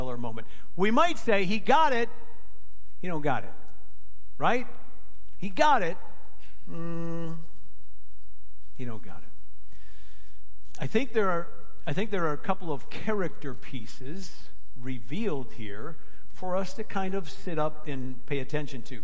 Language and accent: English; Aurora, United States; I'm from the East Side, born and raised.